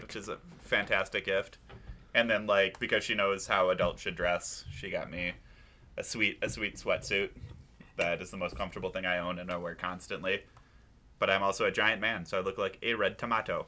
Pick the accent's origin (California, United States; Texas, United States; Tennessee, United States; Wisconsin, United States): Wisconsin, United States; I am from Wisconsin